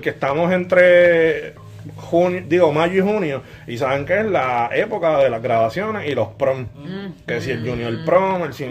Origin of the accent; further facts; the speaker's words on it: Puerto Rico; soy boricua